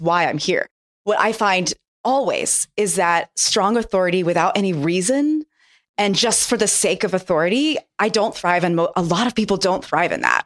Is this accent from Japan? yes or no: yes; Japan; moved away; I grew up in Japan